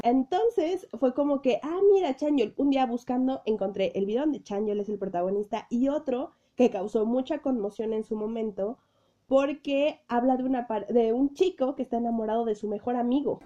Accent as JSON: {"language": "Spanish", "country": "Mexico", "said": "soy de México"}